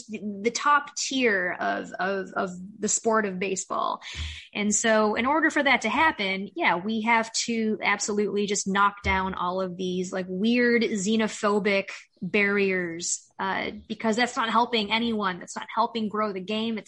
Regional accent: Chicago, Illinois, United States; born and raised in Chicago

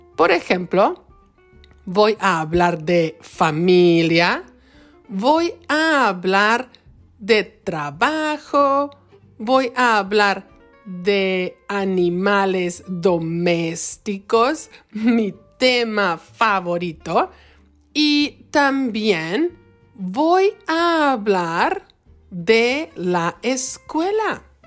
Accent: Michoacán, Mexico; now in Wisconsin, United States; Soy de México, específicamente del bonito estado de Michoacán, en la costa del Océano Pacífico

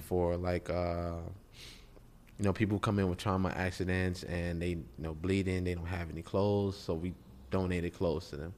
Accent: Chicago, Illinois, United States; I'm from Chicago

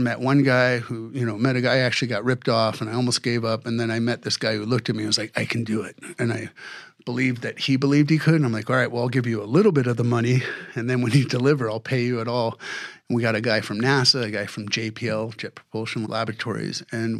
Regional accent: Saudi Arabia; I started diving at 10 years old in the Persian Gulf. I grew up in Saudi Arabia for 4 years and it was like untouched reefs.

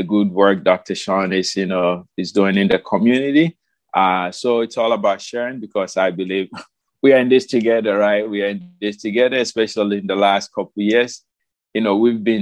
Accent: Ghana; moved away as an adult; now in United States; I moved from Ghana 2009, okay, late 2009. I moved to the United States because my fiance then, now my wife, lived here.

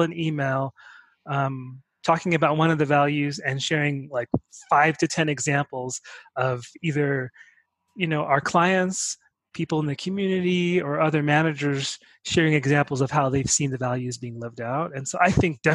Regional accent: New York City, New York, United States; I interned at a nonprofit organization in New York City, my hometown.

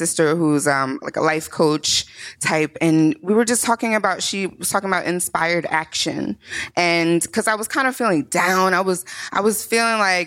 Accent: Morristown, New Jersey, United States; also born or lived in Newark, New Jersey; But I am a Jersey girl. I was born and raised in Marstown, New Jersey.

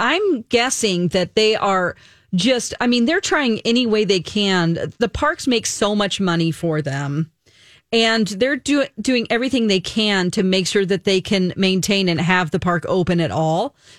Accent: Santa Ana, California, United States; Yeah, I'm from Santa Ana, so not too far away from Anaheim, where Disneyland is.

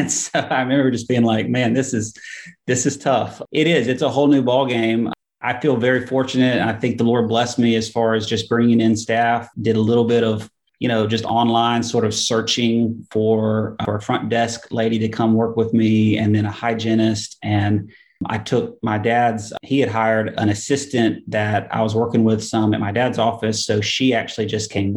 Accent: Huntsville, Alabama, United States; also born or lived in Birmingham, Alabama; we moved from Birmingham back up to Huntsville, which is my hometown, in 2013

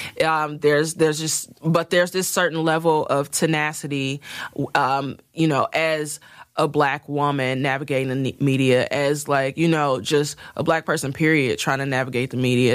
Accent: Midwest, United States; I'm country as hell, even though I'm from the Midwest

